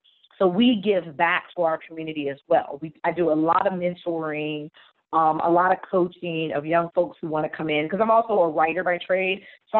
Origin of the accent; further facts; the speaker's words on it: New Jersey, United States; Like I said, we go, I'm born and raised in New Jersey. So I go back to New Jersey and do events. My grandma's still there, aunts, uncles, cousins.